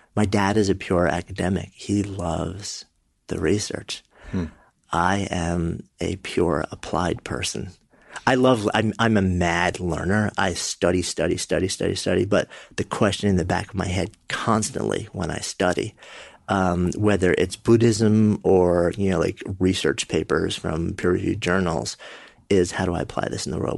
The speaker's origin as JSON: {"language": "English", "town": "New York City", "region": "New York", "country": "United States", "tie": "born or raised there", "said": "I'm a New Yorker. Hmm. Born just outside and been in the city for my entire adult life"}